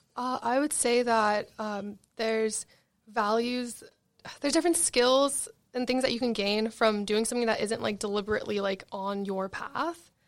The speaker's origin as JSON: {"language": "English", "town": "Marina del Rey", "region": "California", "country": "United States", "said": "I'm from Marina Del Rey, which is West L"}